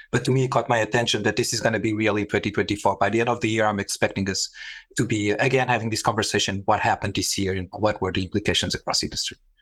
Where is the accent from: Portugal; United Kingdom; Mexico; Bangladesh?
Portugal; moved away; also born or lived in Middle East; I was, uh, born and raised in Portugal in, in an airbase